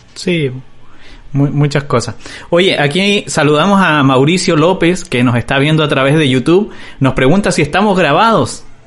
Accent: Chile; now in Tijuana, Mexico; yo estoy viviendo en México, estoy en, en Tijuana. Y pasa que los chilenos hablamos muy

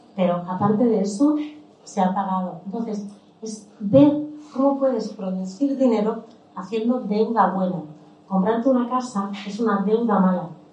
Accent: Málaga, Andalusia, Spain; daba cursos de sevillana en la iglesia de mi barrio en El Palo porque yo nací en Málaga

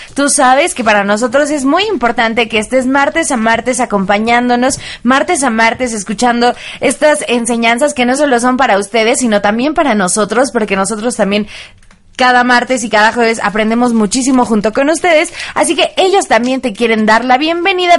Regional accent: Mexico; nosotros como mexicanos

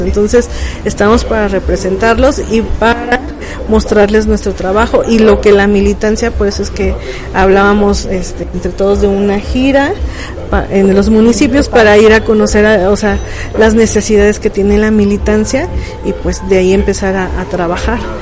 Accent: State of Mexico, Mexico; moved away as an adult; now in Querétaro, Mexico; soy originaria de Ciudad de México, nacida allá, radicada la mayor parte del tiempo en el Estado de México y bueno, hace como 12 años que estoy aquí en Querétaro.

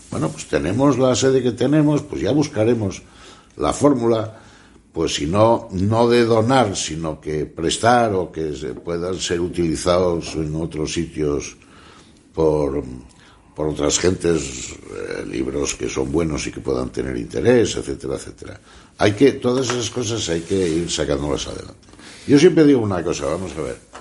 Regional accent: Asturias, Spain; en Asturias vivimos todavía

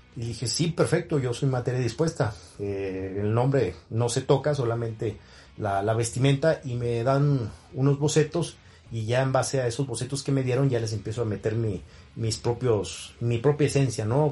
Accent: Nuevo León, Mexico; moved away as an adult; siendo luchador eh, local o regional en Nuevo León, de donde soy originario

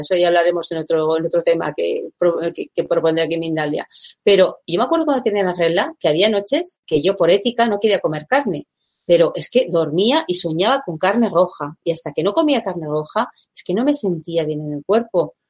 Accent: Basque Country, Spain; soy española, soy vasca

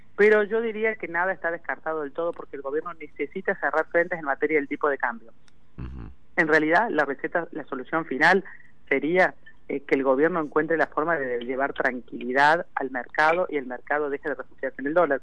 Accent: Argentina; somos el país que más plata le debe en todo el mundo al Fondo Monetario Internacional

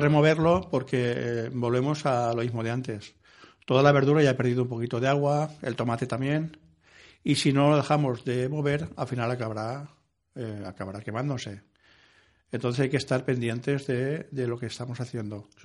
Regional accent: Ciudad Real, Castilla-La Mancha, Spain; mi pueblo, en Ciudad Real

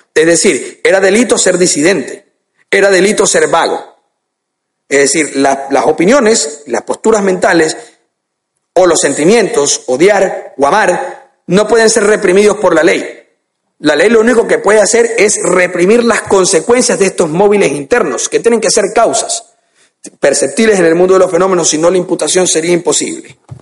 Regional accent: Guayaquil, Guayas, Ecuador; en mi país, Ecuador

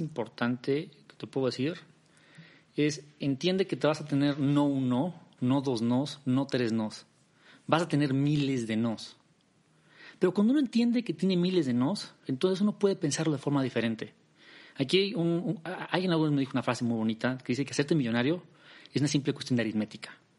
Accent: Mexico City, Mexico; also born or lived in Netherlands; Nací en la Ciudad de México, en México

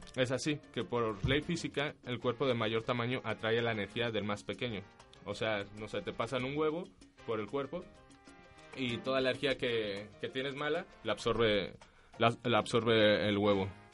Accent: Mexico; moved away; mi país

